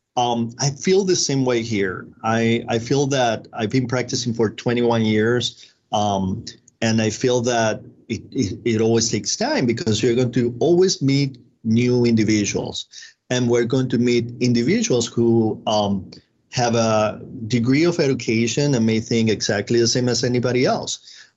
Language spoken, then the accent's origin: English; Venezuela; moved away as an adult; I'm originally from Venezuela